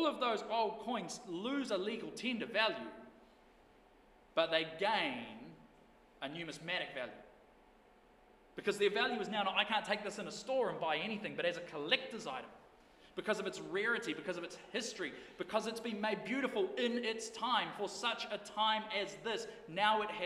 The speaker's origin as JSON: {"language": "English", "town": "Blenheim", "region": "Marlborough", "country": "New Zealand", "tie": "born or raised there", "also_born_or_lived": "Invercargill", "moved": "yes", "said": "growing up in Blenheim"}